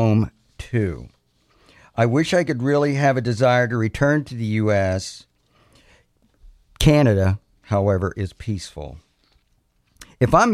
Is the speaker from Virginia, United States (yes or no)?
no; Butler County, Pennsylvania, United States; I came from Butler County, Pennsylvania